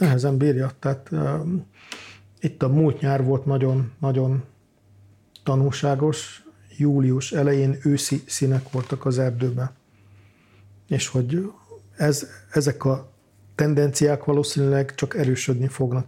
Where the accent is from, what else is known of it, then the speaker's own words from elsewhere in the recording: Valkó, Pest, Hungary; moved away; Én Valkon születtem Gödöllő mellett, tehát Pest megyének a központi részében.